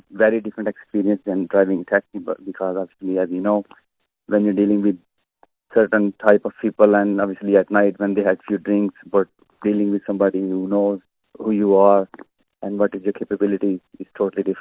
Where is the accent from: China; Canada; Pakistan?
Pakistan; now in Ireland; dealing with Irish people, being a Pakistani person